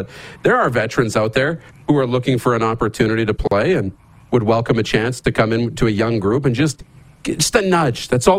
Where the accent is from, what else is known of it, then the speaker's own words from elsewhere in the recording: Wynyard, Saskatchewan, Canada; the Wynyard Monarchs in my hometown wear the crown as well.